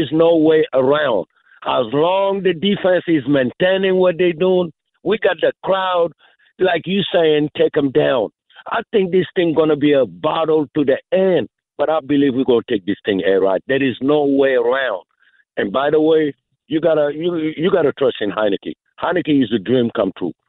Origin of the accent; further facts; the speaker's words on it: Senegal; moved away; I'm originally from Senegal